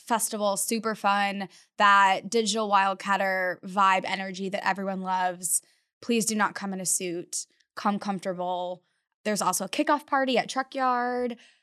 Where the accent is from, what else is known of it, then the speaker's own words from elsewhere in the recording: Florida, United States; moved away as an adult; now in Texas, United States; growing up in Florida